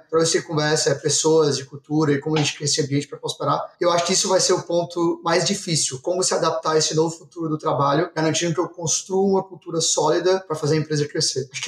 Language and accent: Portuguese; Ceará, Brazil; Então hoje, sou do Ceará, né? Como você já devem ter sabendo.